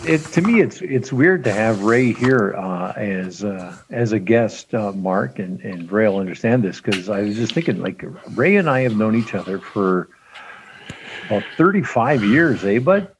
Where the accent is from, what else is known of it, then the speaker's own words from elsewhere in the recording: Regina, Saskatchewan, Canada; in my neighborhood where I grew up in North Central Regina